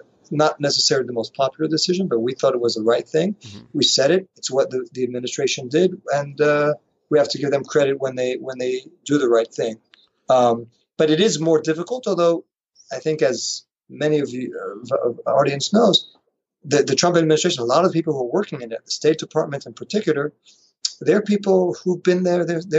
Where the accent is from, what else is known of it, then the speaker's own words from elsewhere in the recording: France; also born or lived in New York, United States; born in New York. And then early on, my father moved to Paris with all of us. He's a journalist. So I grew up in France. So a very international upbringing.